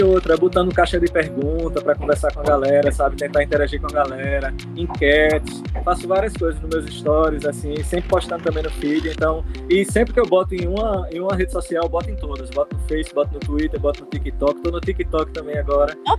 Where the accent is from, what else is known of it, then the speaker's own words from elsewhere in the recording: Arcoverde, Pernambuco, Brazil; da musicalidade da minha terra de Arco Verde, que é o samba de coco.